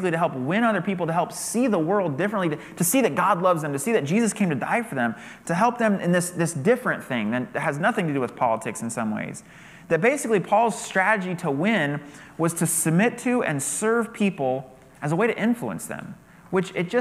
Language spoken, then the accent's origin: English; United States; as an American